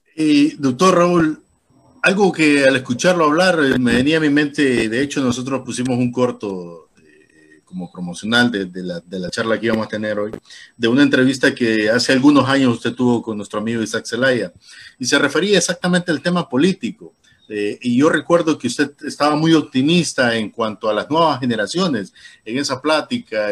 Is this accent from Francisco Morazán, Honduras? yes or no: yes; Tegucigalpa, Francisco Morazán, Honduras; cuando yo me crié en Teus